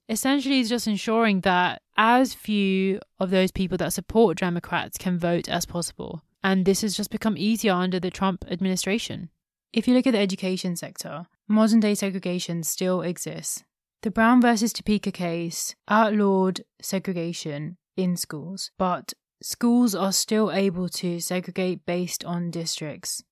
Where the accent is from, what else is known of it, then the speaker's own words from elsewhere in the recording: India; since I'm from India